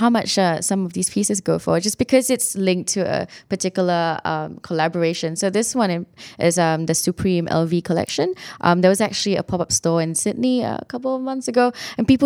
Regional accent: Singapore; moved away; I, I came here from Singapore. Um, it was a little bit different for me. It's a bit of a culture shock in some ways

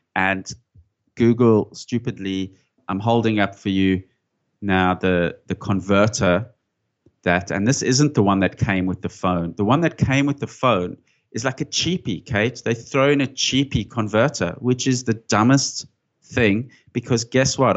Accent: Johannesburg, Gauteng, South Africa; moved away as an adult; now in Sydney, Australia; I grew up in South Africa, in Johannesburg

